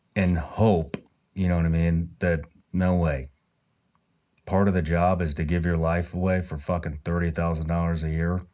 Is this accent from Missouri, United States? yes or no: yes; Missouri, United States; now in Florida, United States; I'm originally from Missouri